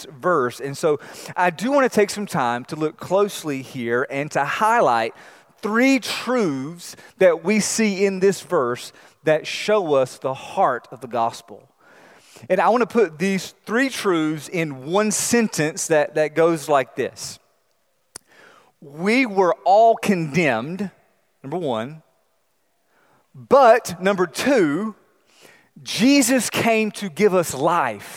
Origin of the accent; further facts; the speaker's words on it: North Carolina, United States; I grew up in North Carolina